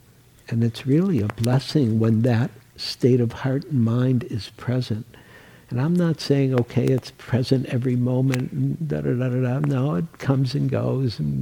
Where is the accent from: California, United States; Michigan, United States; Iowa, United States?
Michigan, United States; Detroit; also born or lived in New York; now in San Francisco, United States; I was born in Detroit, and I upgraded to New York